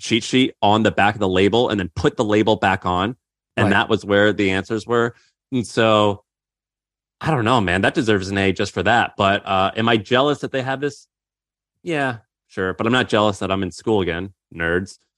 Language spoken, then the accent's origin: English; Missouri, United States; I grew up in Missouri.